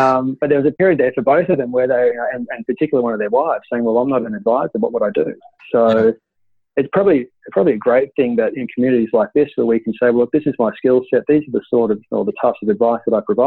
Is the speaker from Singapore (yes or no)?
no; Queensland, Australia; I grew up in Queensland and I was living on the coast